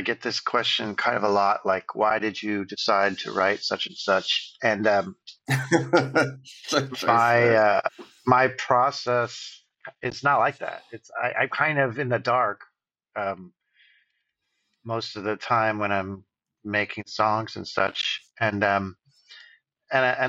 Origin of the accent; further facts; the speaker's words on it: Fairfax, California, United States; also born or lived in Bolinas, California / Bay Area; I officially grew up in Fairfax